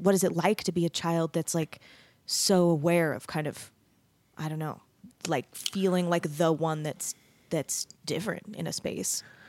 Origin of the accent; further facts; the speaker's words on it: Mesa, Arizona, United States; moved away as an adult; also born or lived in Denton, Texas; I grew up in Mesa, Arizona.